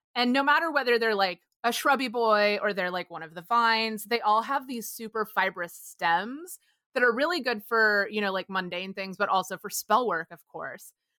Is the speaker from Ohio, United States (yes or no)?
no; Texas, United States; where I grew up in Texas